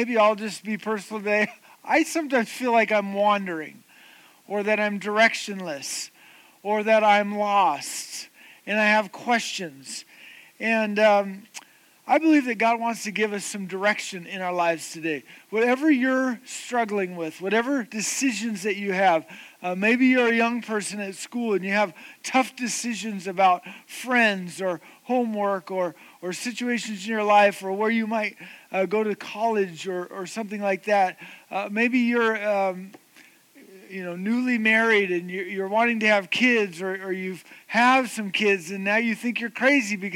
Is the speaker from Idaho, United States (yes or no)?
yes; the Valley, Idaho, United States; moved away as an adult; also born or lived in Atlanta, Georgia / Boise; I grew up here in the Valley. I went to Bora High School, went to NNU